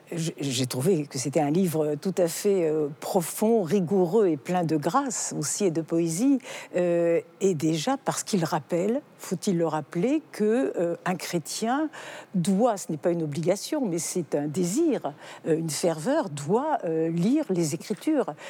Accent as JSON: {"language": "French", "country": "France", "tie": "born or raised there", "said": "je suis née en Occident, en France, et j'ai reçu une éducation chrétienne"}